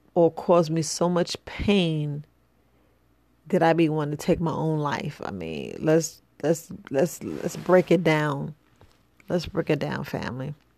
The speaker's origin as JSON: {"language": "English", "town": "New York City", "region": "New York", "country": "United States", "tie": "born or raised there", "said": "growing up in the hood, you know, I'm from the from the Boogie Down Bronx"}